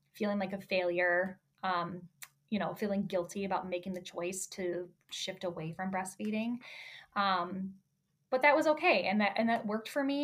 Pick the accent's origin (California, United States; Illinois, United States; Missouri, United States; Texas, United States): Illinois, United States; Chicago; moved away as an adult; now in Michigan, United States; I was born and raised in Chicago suburbs, spent my whole life there